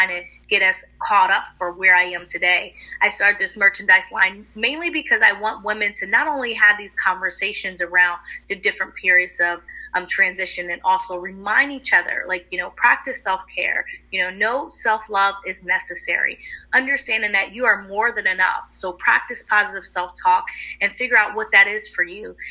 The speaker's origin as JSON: {"language": "English", "town": "Philadelphia", "region": "Pennsylvania", "country": "United States", "said": "I'm from the Philadelphia area"}